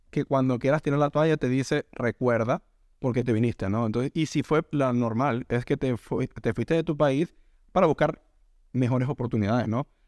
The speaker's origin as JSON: {"language": "Spanish", "country": "Venezuela", "moved": "yes", "said": "Nosotros somos venezolanos y lo que hemos escuchado. Es que la medicina en mi país era muchísimo mejor que la de acá."}